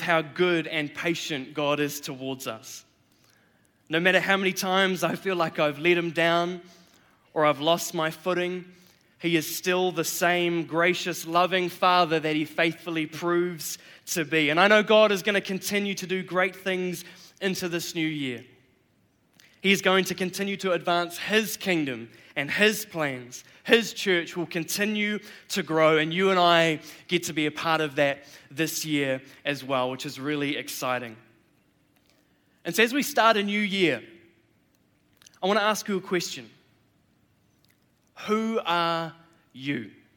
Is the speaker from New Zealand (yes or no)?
yes; New Zealand; I'm a Kiwi. I was born here in New Zealand, born and raised